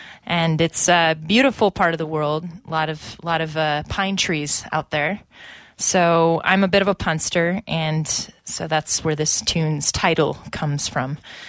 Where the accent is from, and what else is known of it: Grass Valley, California, United States; born or raised there; moved away